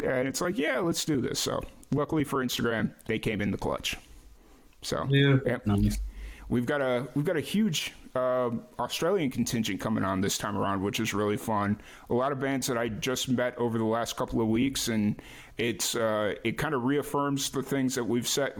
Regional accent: Chicago, Illinois, United States; moved away; I grew up in Chicago

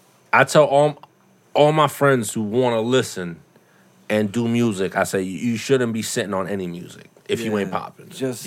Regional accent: Boston, Massachusetts, United States; now in Brockton, United States; Boston. Yeah.

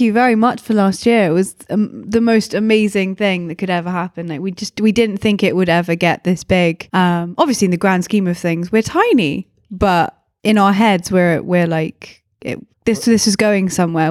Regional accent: England, United Kingdom; I'm English.

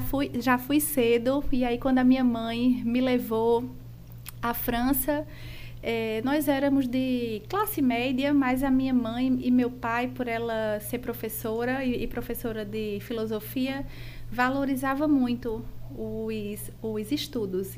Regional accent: João Pessoa, Paraíba, Brazil; Eu sou de João Pessoa, nascida e criada aqui em João Pessoa, é, especificamente no bairro dos Estados

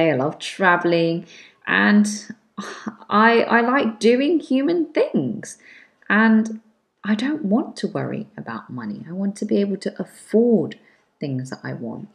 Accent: London, United Kingdom; also born or lived in Manchester; I'm from London, UK, went to University Manchester in the north of England

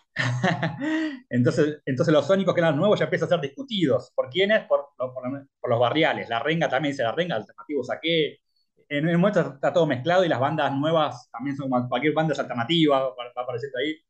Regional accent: Argentina; Como argentino

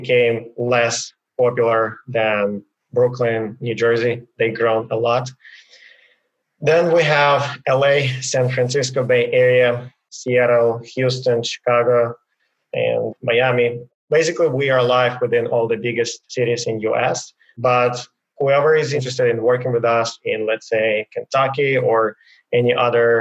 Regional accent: Ukraine; moved away as an adult; now in United States; I was born in Ukraine in a small city, and I went to a military school, and then from that to university

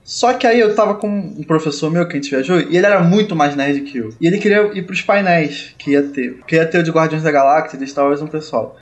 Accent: Rio de Janeiro, Brazil; eu também sou carioca

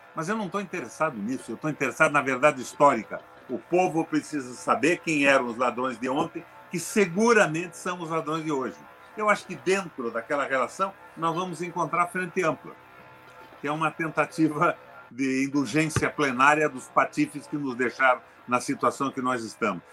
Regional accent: Brazil; sou brasileiro

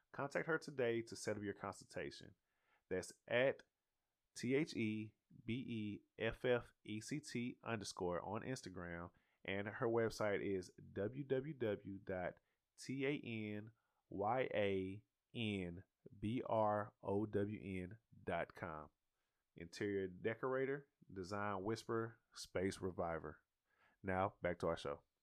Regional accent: the South, United States; I'm from the South, bro. We started driving at fourteen around here

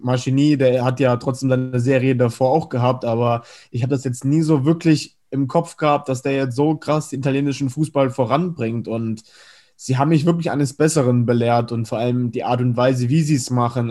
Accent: Spain; ich als Spanier

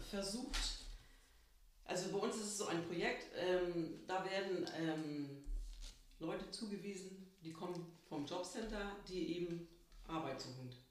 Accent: Babel, Germany; also born or lived in Mane; now in Nindorf, Germany; Aufgewachsen bin ich in Babel.

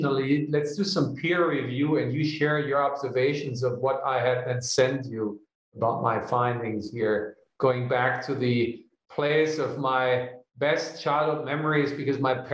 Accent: Germany; moved away; my home country in Germany

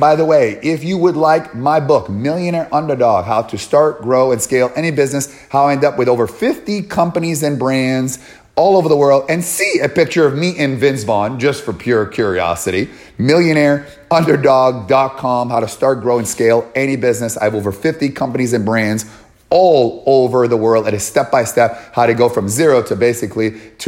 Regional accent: Canada; moved away; I'm from Canada originally, I'm still Canadian, I got a U.S. passport too.

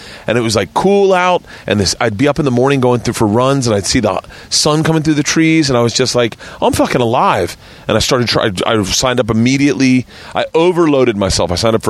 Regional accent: Tampa, Florida, United States; moved away as an adult; also born or lived in New York; I grew up in Tampa.

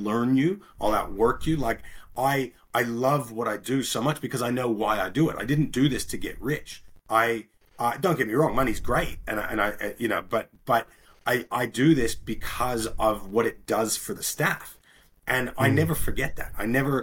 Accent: Bermuda; moved away; also born or lived in Australia; I grew up in Bermuda, which is a little island just above the Caribbean

